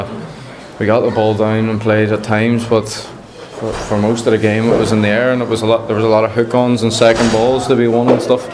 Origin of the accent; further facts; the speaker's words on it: Derry, Northern Ireland, United Kingdom; my hometown club